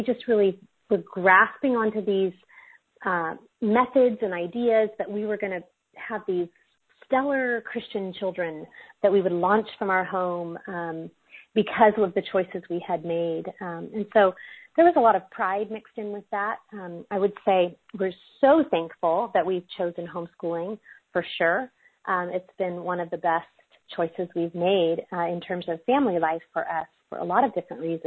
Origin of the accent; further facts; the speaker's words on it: California, United States; I'm actually from California, and so it's 6 o'clock here.